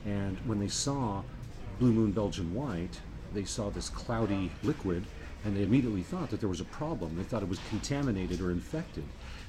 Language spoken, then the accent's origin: English; Arvada, Colorado, United States; I'm a native of Colorado. I was born literally down the street from the Coors Brewery. So there's a hospital called Lutheran Hospital. That's where I was born. I grew up in Arvada, which is a subdivision, I guess, of Denver, suburb.